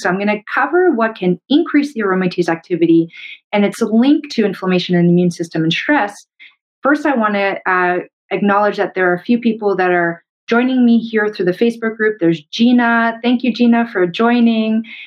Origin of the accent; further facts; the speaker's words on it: Canada; I'm a Canadian medical doctor